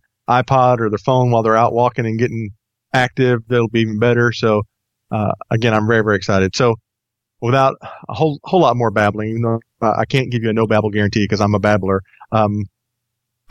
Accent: Texas, United States; moved away as an adult; now in Atlanta, United States; I grew up in Texas, lived there until about 4 years ago

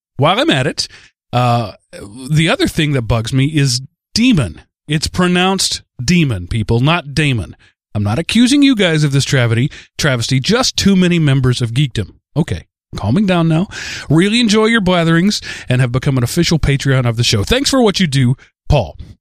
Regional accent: forty miles from Paris, Texas, United States; I grew up forty miles from Paris, Texas

